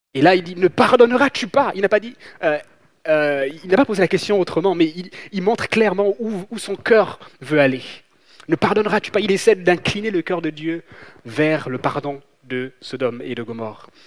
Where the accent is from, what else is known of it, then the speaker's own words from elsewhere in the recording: Gabon; moved away; j'ai grandi, j'ai grandi en Afrique, j'ai grandi au Gabon